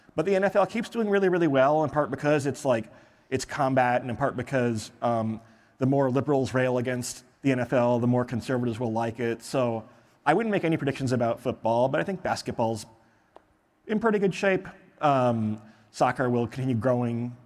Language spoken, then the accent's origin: English; Michigan, United States; I'm from Michigan.